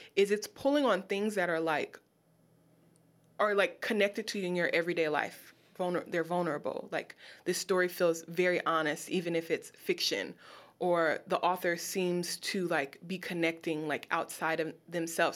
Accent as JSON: {"language": "English", "town": "Los Angeles", "region": "California", "country": "United States", "moved": "as an adult", "lives_now": "Baltimore, United States", "said": "I'm from Los Angeles."}